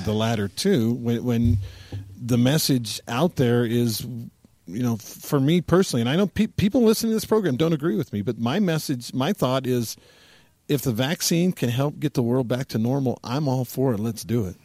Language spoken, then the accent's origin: English; United States